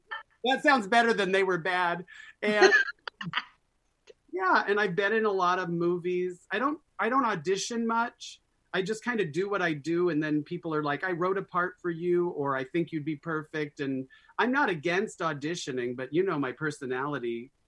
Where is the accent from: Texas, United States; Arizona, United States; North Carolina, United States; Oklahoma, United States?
Arizona, United States; Scottsdale; Growing up in Scottsdale, Arizona in the 60s and 70s